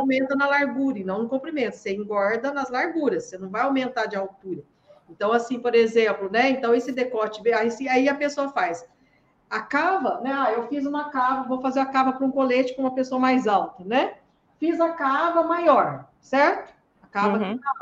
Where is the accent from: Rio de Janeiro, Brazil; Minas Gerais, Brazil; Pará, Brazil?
Minas Gerais, Brazil; now in Santos, Brazil; eu sou de Minas Gerais, mas moro em Santos.